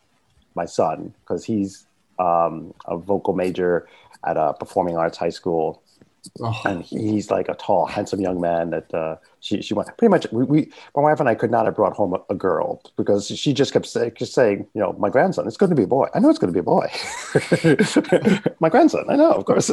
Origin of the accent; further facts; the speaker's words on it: New York City, New York, United States; I grew up in Central Harlem